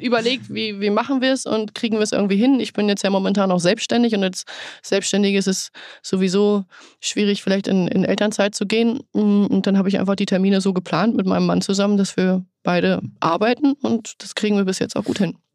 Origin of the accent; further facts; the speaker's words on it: Lower Saxony, Germany; ich bin gebürtige Niedersächsin. Wolfsburg ist nur eine gute Stunde entfernt. Ich bin nachher dann auch gependelt, weil ich wieder im Heimatdorf gewohnt habe